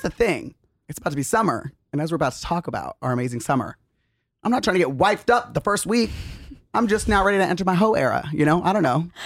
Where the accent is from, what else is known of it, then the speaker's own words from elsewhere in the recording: Arizona, United States; moved away; also born or lived in Utah; we grew up in Arizona